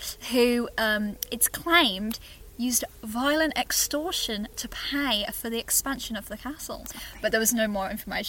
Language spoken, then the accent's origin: English; Dudley, West Midlands, United Kingdom; Dudley. Sorry, Tony, I'm from Dudley.